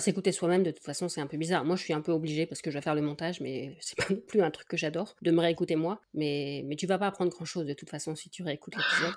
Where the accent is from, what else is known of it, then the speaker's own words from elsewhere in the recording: Dunkirk, Hauts-de-France, France; je suis née à Dunkerque